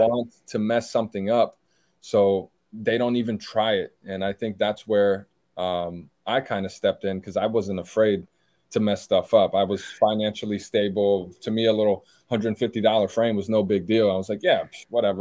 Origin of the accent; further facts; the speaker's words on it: Silver Spring, Maryland, United States; English is a second language; moved away as an adult; also born or lived in Brazil / Laurel, Maryland; now in San Antonio, United States; So I grew up in Silver Spring, Montgomery County